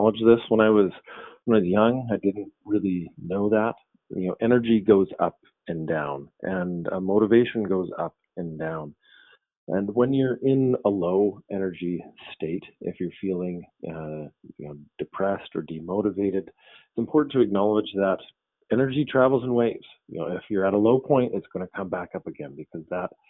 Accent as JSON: {"language": "English", "town": "Victoria", "region": "British Columbia", "country": "Canada", "tie": "born or raised there", "said": "I came back to my hometown in Victoria, BC"}